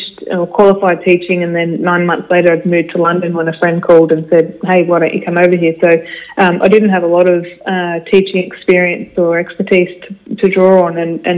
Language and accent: English; Ararat, Victoria, Australia; I grew up in Ararat.